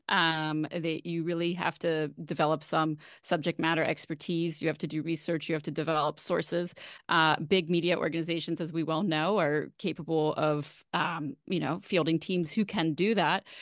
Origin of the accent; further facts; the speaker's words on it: Baltimore, Maryland, United States; moved away; also born or lived in Philadelphia; my first public radio job at WYPR in Baltimore, which is the NPR affiliate there. Uh, it's actually the whole, where I grew up as well well. So that was really exciting to be able to cover news in my hometown